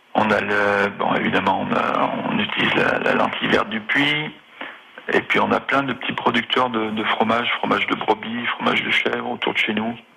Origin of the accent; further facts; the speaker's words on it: Auvergne-Rhône-Alpes, France; moved away as an adult; also born or lived in Switzerland; now in Haute-Loire, France; Je suis originaire du Rhône